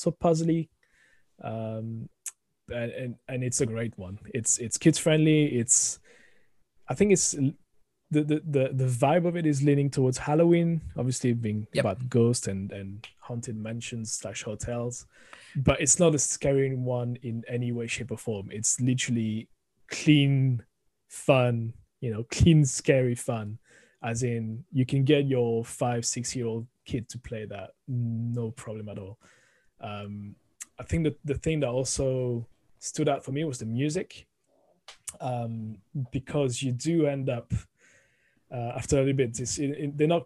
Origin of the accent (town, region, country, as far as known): France; accent: thick French; moved away as an adult; also born or lived in United Kingdom